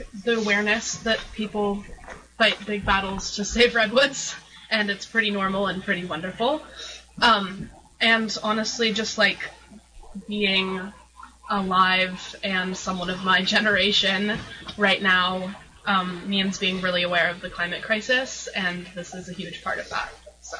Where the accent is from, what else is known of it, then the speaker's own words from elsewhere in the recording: Mendocino County, California, United States; I grew up here in Mendocino County.